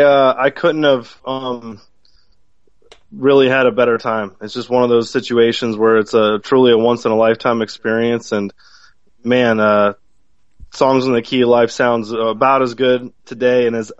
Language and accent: English; Atlanta, Georgia, United States; also born or lived in Detroit, Michigan; I'm originally from Detroit and all my family's from Detroit, my parents were really big, because they were children of the 60s. They were baby boomers. They really loved Motown. And when I was growing up here in Atlanta